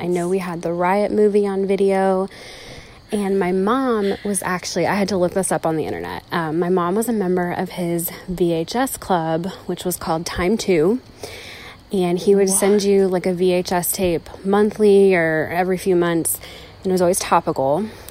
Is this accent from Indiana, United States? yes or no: yes; Southern Indiana, United States; I'm from Southern Indiana